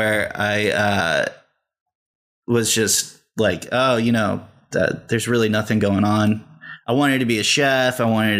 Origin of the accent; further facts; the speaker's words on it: Fresno, California, United States; now in Los Angeles, United States; I'm from California. Mm-hmm. I'm from Fresno, California. It's all right. It's the armpit of California. It's basically right in the middle, and it's the hottest, most